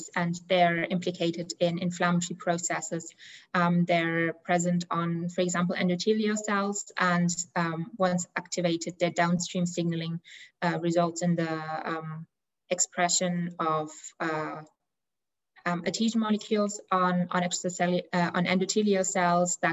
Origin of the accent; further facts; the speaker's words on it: Germany; moved away as an adult; now in Dublin, Ireland; I'm originally from Germany